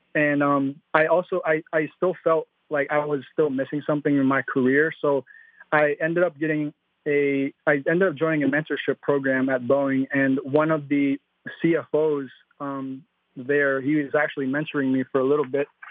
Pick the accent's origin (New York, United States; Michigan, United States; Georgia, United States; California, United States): Michigan, United States; also born or lived in Philippines; I am a Philippine immigrant. I moved from the Philippines to Michigan when I was six years old